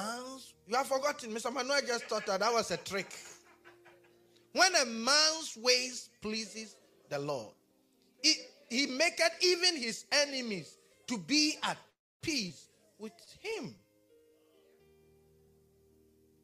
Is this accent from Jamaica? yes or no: no; Ghana; accent: Ghanaian; my Ghanaian accent